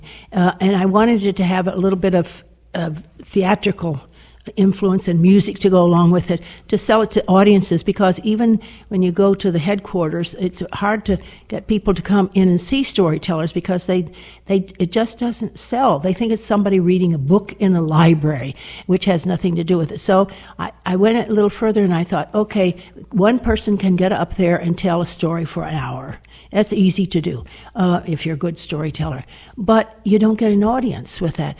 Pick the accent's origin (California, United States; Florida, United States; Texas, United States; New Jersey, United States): Florida, United States; Miami; I'm a native Miamian